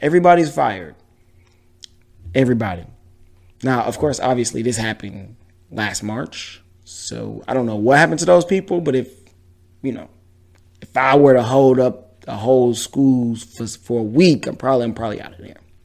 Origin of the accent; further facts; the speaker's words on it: Detroit, Michigan, United States; now in Houston, United States; I'm from Detroit, as you can see with the hat on. Shout out to Detroit, West Side to be exact